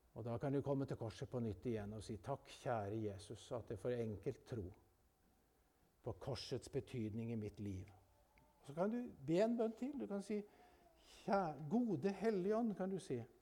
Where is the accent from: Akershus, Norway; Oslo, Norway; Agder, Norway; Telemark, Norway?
Telemark, Norway; Jeg vokste opp oppe i Telemarken